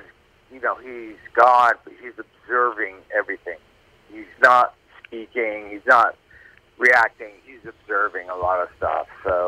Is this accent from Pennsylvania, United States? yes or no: no; Plymouth, Massachusetts, United States; Yeah, and, you know, I grew up in Massachusetts, man. I grew up in Plymouth, Massachusetts. And I went to college in Maine